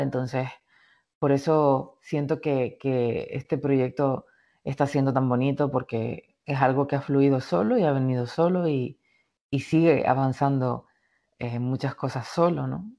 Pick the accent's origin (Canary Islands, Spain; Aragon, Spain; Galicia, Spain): Canary Islands, Spain; moved away as an adult; also born or lived in Madrid; la isla, a mi tierra, a mi origen